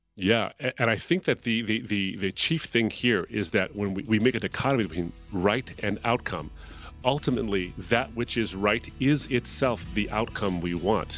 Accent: Detroit, Michigan, United States; my hometown of Detroit

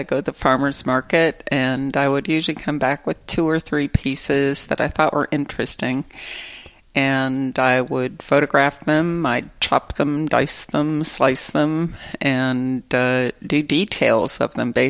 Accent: Detroit, Michigan, United States; moved away; growing up in Detroit

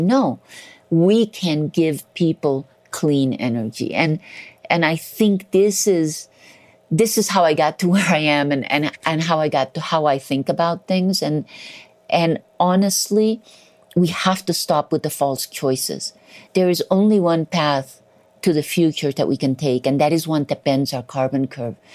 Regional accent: Colombia; I was born in Colombia

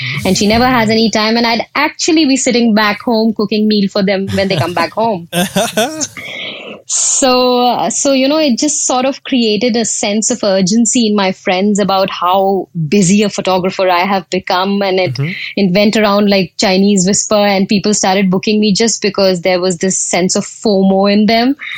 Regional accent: India; accent: Indian; moved away as an adult; now in United Kingdom; I am Indian, and I moved to the UK over a decade ago when I got married to my husband. And back in India, I was a journalist and a radio presenter

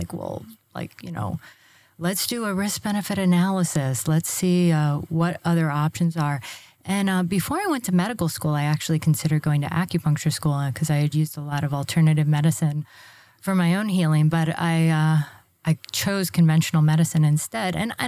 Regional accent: Florida, United States; That's true. I'm a native Floridian.

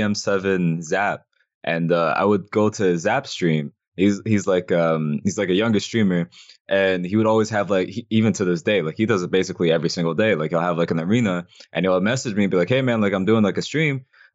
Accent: Canada; So like the same way that like we're both Canadian, I like to support like the like people from like the city

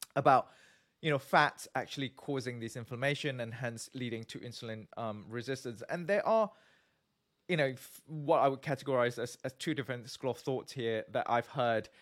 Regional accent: Malaysia; moved away; also born or lived in Singapore; I'm from Malaysia originally

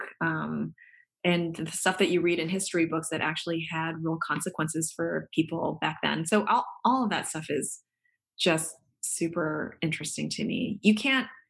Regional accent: Baltimore, Maryland, United States; moved away as an adult; also born or lived in New York; now in Nebraska, United States; born and bred in Baltimore and spent 16 years of my life in New York for college, med school

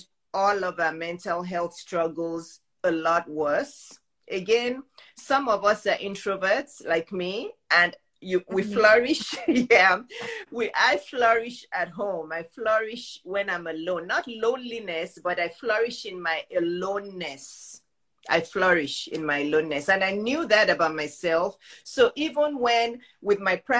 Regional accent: Nigeria; moved away; I grew up in Nigeria

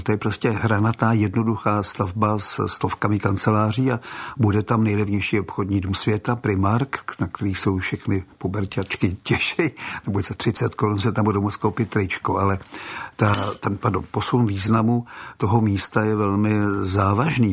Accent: Czechia; also born or lived in Prague; jako každý Čech

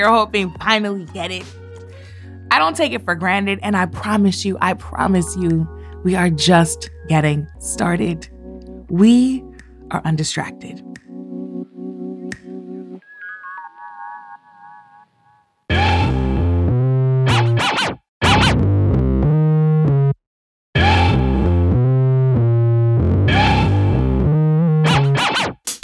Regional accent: St. Louis, Missouri, United States; leaving my hometown of St. Louis

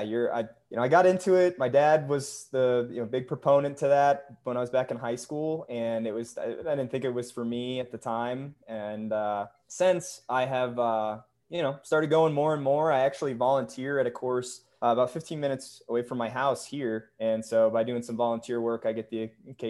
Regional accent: New Hampshire, United States; now in Salt Lake City, United States; It's what I grew up on back in New Hampshire

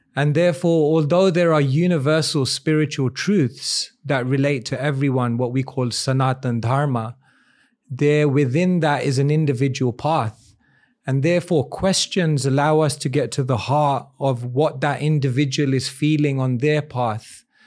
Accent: London, United Kingdom; born in London in a place called Wembley. And, uh, quite a multicultural place, lots of different people, lot of Indians as well. And I guess growing up, I had both exposure to the Western world

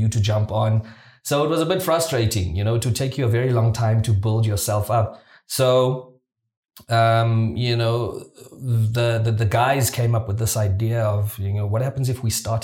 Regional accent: Mthatha, Eastern Cape, South Africa; moved away; also born or lived in Johannesburg; I come from a small town. I'm from Mthatha in the Eastern Cape

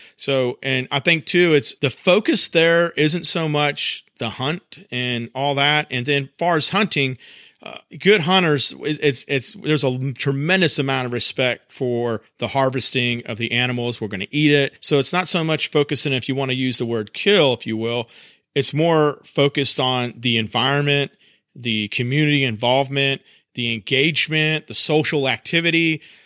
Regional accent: South Carolina, United States; now in North Carolina, United States; when I was growing up in South Carolina

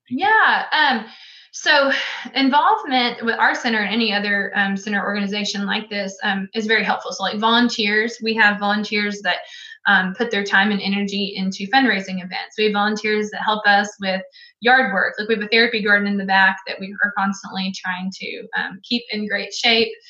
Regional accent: Greenwood, Arkansas, United States; I grew up in Greenwood, Arkansas

